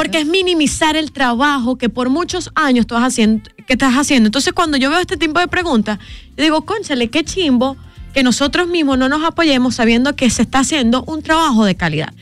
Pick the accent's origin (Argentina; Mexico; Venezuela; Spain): Venezuela; now in Dominican Republic; como venezolana, lo vivo